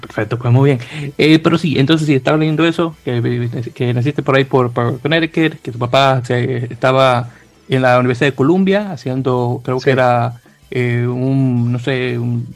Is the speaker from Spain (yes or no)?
no; Santo Domingo, Dominican Republic; moved away as an adult; now in New York, United States; oriundo de Santo Domingo, República Dominicana